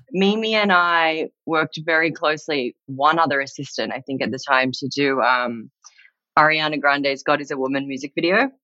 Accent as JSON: {"language": "English", "town": "Sydney", "region": "New South Wales", "country": "Australia", "tie": "born or raised there", "also_born_or_lived": "New Zealand", "moved": "yes", "lives_now": "Los Angeles, United States", "said": "I was born in New Zealand. And when I was four years old, my family moved to Sydney in Australia, which is where I grew up and went to school and started my career."}